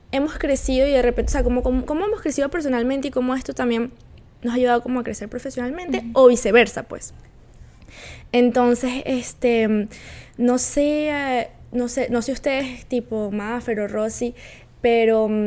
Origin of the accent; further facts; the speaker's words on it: Valencia, Carabobo, Venezuela; moved away as an adult; now in Quebec, Canada; yo también soy valenciana